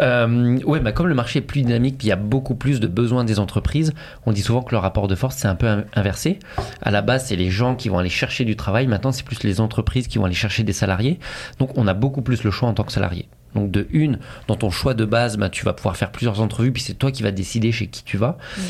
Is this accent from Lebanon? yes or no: no; France; now in Montreal, Canada; en tant que Français